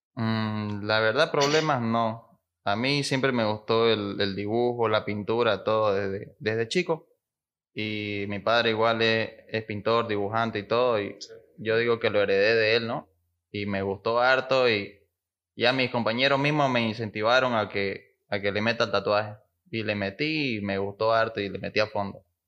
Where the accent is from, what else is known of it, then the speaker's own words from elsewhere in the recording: Santa Cruz de la Sierra, Santa Cruz, Bolivia; soy aquí de Santa Cruz